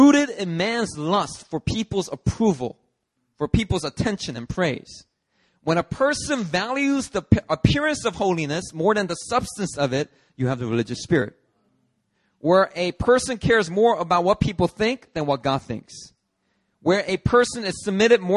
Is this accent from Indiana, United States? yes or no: no; Philadelphia, Pennsylvania, United States; I grew up in Philly.